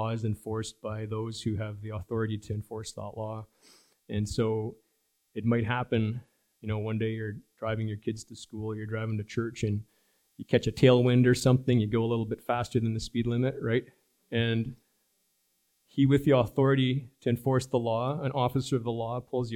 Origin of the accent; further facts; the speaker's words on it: Germany; moved away; When I grew up in Germany many years ago